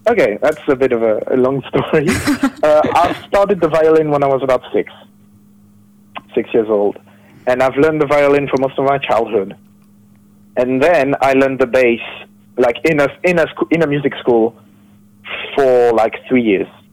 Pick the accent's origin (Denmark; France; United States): France; I'm from France